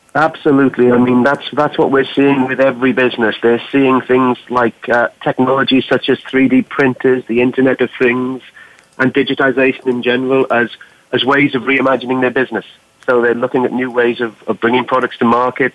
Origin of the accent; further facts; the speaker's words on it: Wales, United Kingdom; now in Boston, United States; I'm from Wales in the UK